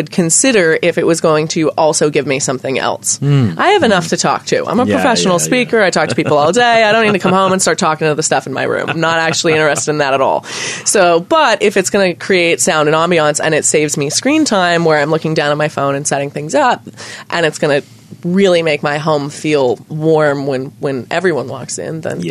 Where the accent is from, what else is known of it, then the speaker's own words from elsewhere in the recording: United States; as an American